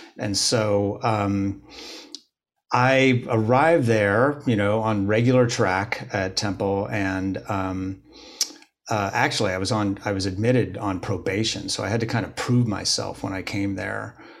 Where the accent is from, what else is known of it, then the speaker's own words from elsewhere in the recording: Bloomington, Indiana, United States; moved away as an adult; I grew up in Bloomington, Indiana